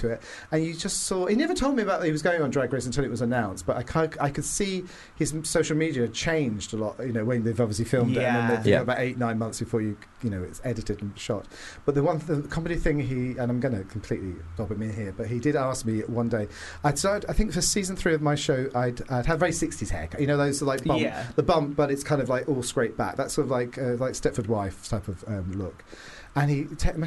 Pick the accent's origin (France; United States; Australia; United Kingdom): United Kingdom; Gosport, South East England; I'm not from Portsmouth. I'm from Gosport, which is actually not as glamorous as Portsmouth